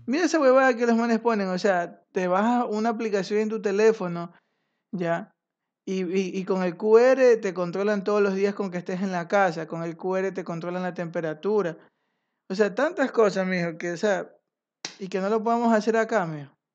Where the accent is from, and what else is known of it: Ecuador